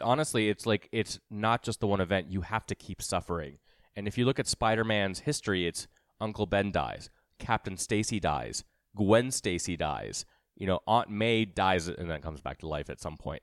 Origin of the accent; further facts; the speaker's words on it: Mumbai, Maharashtra, India; moved away; I'm from Mumbai